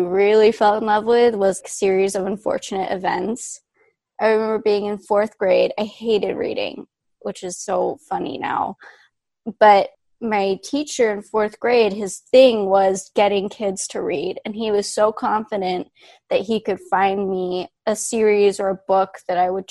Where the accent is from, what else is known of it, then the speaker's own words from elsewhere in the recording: Orange County, California, United States; moved away as an adult; now in New York City, United States; I grew up in Orange County